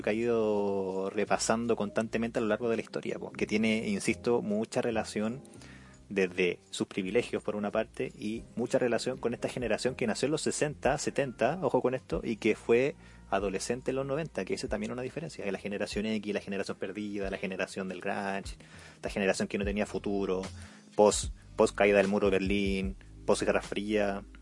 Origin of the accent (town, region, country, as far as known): Chile